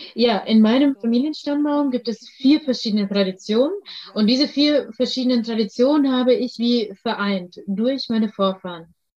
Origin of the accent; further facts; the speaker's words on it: Russia; ich bin in Russland geboren